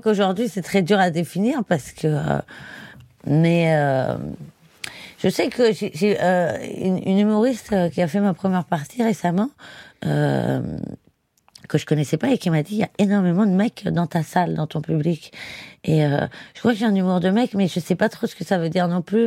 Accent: Paris, Île-de-France, France; also born or lived in Barcelona area, Spain; j'ai grandi vraiment dans Paris

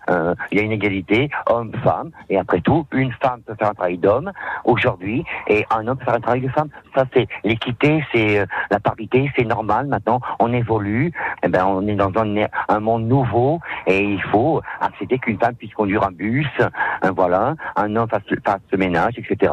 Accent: Lyon, Auvergne-Rhône-Alpes, France; quand j'étais jeune à Perrache, mon papa voulait pas que je reste en rien faire

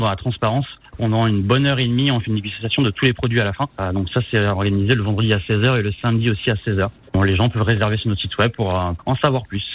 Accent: Rennes, Brittany, France; Je suis originaire de Rennes

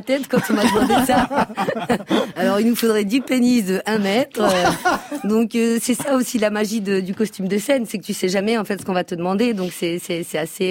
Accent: France; Donc je suis née en France, donc je, connais encore plus la, culture française que ma culture berbère

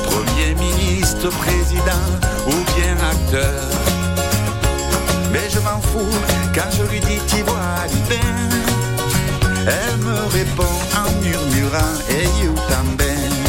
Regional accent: Nice, Provence-Alpes-Côte d'Azur, France; Je viens de Nice Méditerranée

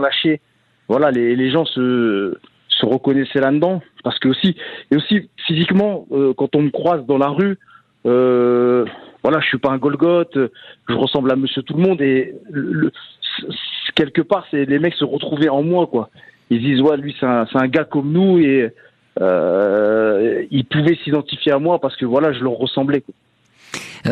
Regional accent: Valenciennes, Hauts-de-France, France; moved away as an adult; j'ai grandi à Valenciennes

